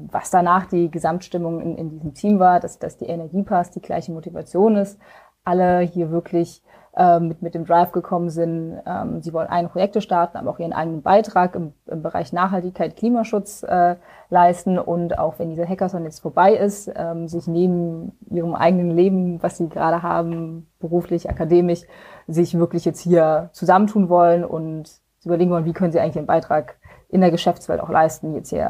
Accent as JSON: {"language": "German", "region": "Rhineland-Palatinate", "country": "Germany", "lives_now": "Berlin, Germany", "said": "ich komme eigentlich ganz aus dem Westen von Deutschland, so Grenze Luxemburg-Belgien und äh, bin schon seit einigen Jahren jetzt in Berlin."}